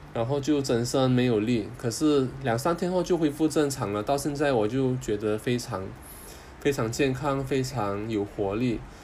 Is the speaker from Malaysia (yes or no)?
yes; Kuching, Sarawak, Malaysia; moved away; 回马来西亚古晋，我的家乡还有我太太在槟城的家乡